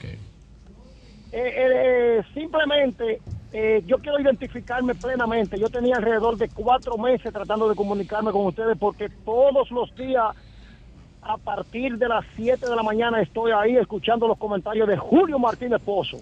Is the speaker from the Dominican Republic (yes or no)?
yes; Tamboril, Santiago, Dominican Republic; now in Haverstraw, United States; yo soy del municipio de Tamboril, okay. pero estoy en el condado de Rockland